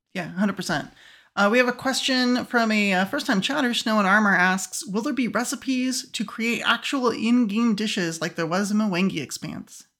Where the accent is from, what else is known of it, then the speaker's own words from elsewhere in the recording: United States; as an American, uh, I'm used to eating beef all the time